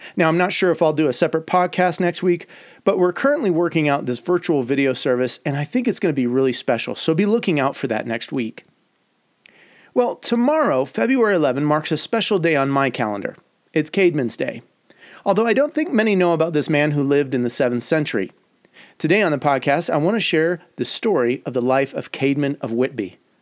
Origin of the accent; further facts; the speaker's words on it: Detroit, Michigan, United States; moved away; also born or lived in Chicago; my years growing up in Detroit